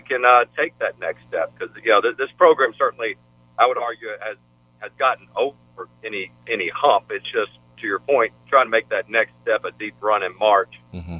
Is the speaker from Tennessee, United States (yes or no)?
yes; Memphis, Tennessee, United States; growing up in Memphis